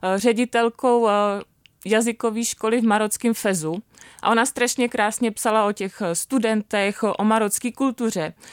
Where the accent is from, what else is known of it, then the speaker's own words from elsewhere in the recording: Bohemia, Czechia; moved away as an adult; also born or lived in Marrakesh, Morocco; tady u nás v Čechách